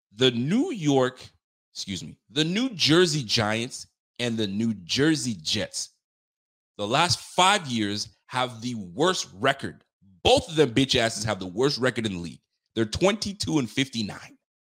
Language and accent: English; Canada; I'm Canadian